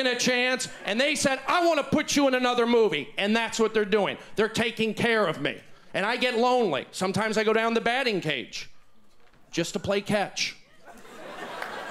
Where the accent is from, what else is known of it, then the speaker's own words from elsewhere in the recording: New Mexico, United States; I'm from New Mexico, pioneering Jews of the Southwest.